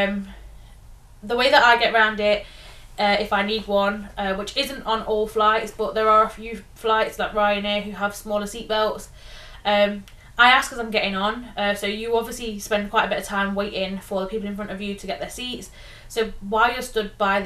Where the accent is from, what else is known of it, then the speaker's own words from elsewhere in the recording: England, United Kingdom; we're very fortunate as English people that most people speak our language